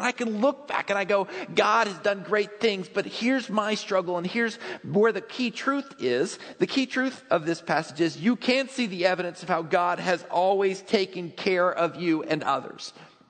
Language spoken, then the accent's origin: English; Texas, United States; I grew up in Texas.